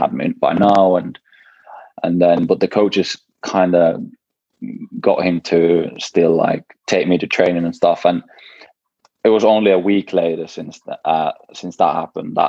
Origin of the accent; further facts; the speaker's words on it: Jyväskylä, Central Finland, Finland; also born or lived in Kuopio; I was born in Kuopio, and when I was 1 year old, we moved to Jyväskylä because my dad started playing for JJK